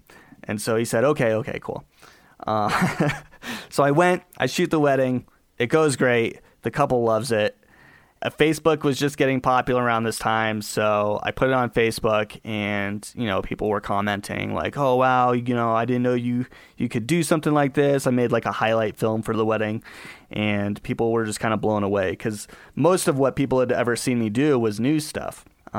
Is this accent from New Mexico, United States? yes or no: no; Colorado, United States; born there; And I was born out here in Colorado to a single mom